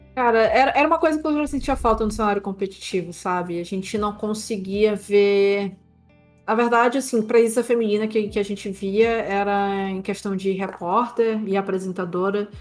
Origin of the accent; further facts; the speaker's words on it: São Luís, Maranhão, Brazil; eu sou natural de São Luís, Maranhão. Então, sou aqui do Nordeste brasileiro